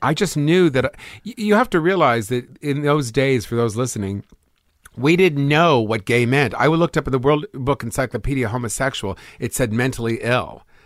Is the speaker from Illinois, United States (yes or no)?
no; Los Angeles, California, United States; also born or lived in Bronx, New York; born in Los Angeles